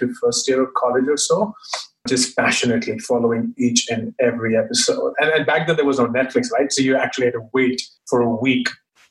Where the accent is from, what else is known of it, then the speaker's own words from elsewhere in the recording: Delhi, India; I spent all my growing up years in Delhi, which is the capital of India. While I'm not originally from there, but my family moved really early on.